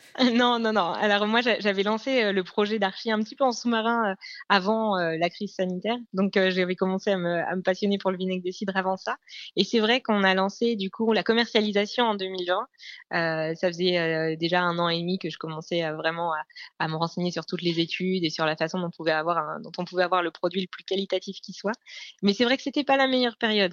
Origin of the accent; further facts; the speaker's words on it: Normandy, France; je suis normande